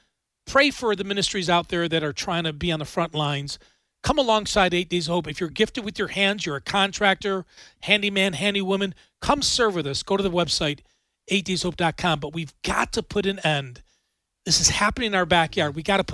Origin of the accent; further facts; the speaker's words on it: Buffalo, New York, United States; I don't want that in my hometown of Buffalo, New York